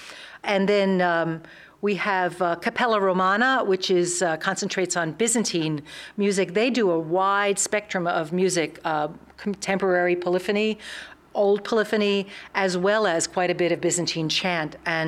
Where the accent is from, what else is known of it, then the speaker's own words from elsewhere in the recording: New York, United States; We're from New York. We started in New York and all sang in other kinds of Renaissance and early music groups.